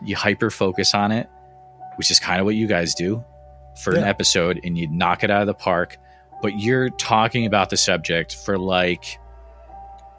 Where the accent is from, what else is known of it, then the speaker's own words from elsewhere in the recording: Northfield, Massachusetts, United States; So I grew up in Western Massachusetts, small town called Northfield